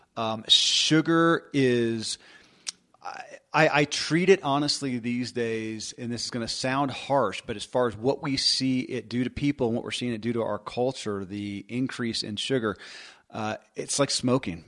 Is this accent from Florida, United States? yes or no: no; Kentucky, United States; born or raised there